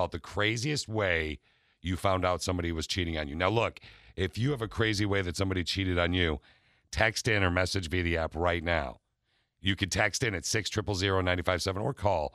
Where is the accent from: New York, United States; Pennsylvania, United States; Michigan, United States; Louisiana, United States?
Michigan, United States; Lansing; I grew up in Lansing